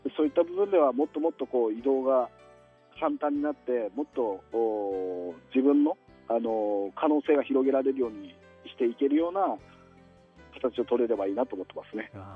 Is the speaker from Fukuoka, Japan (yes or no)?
no; Utsunomiya, Tochigi, Japan; 栃木県の宇都宮市のまあ具体的に言うと下岡本岡本